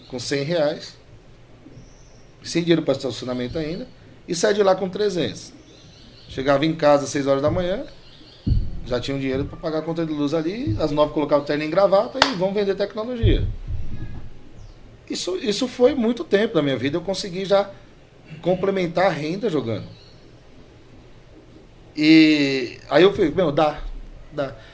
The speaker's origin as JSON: {"language": "Portuguese", "region": "Piauí", "country": "Brazil", "said": "A gente veio do Piauí, fundinho do Piauí, pai carregador."}